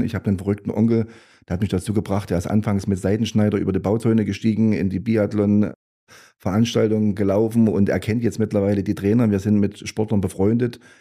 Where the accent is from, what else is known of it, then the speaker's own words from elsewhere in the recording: Gera, Thuringia, Germany; also born or lived in Großenstein; Also ich bin ein gebürtiger Gera. Ich bin also hier in Gera entstanden